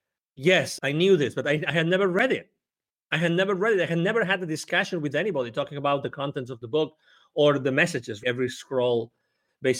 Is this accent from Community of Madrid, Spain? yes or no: no; close to Barcelona, Catalonia, Spain; English is a second language; moved away as an adult; also born or lived in United Kingdom / Mexico; born close to Barcelona in Spain